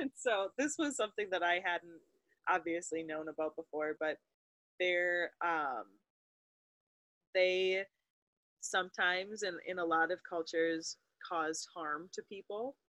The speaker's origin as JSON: {"language": "English", "region": "Wisconsin", "country": "United States", "tie": "born or raised there", "said": "Hannah and I grew up in Wisconsin"}